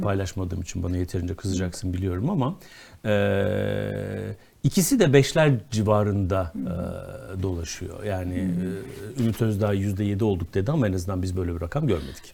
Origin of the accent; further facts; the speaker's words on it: Konya, Turkey; Konyalı olmakla hiçbir sorunum yok. Çok da severim şehrimi.